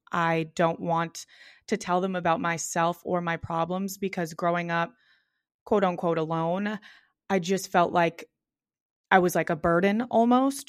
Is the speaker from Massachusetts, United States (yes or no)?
yes; Boston, Massachusetts, United States; I grew up in South Boston, which is like kind of a city, a little bit of a neighborhood area in Boston